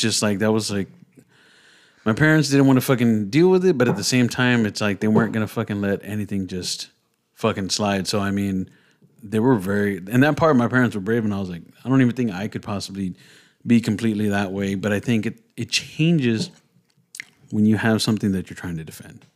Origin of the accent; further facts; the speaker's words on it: San Antonio, Texas, United States; when we were growing up, it was pretty fucking rough, 'cause I'm from the creek